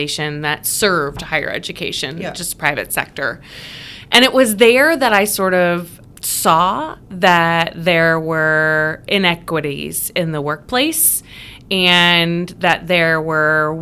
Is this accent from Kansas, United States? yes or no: no; Illinois, United States; also born or lived in Indiana; I grew up in Illinois and went to college at Eastern Illinois University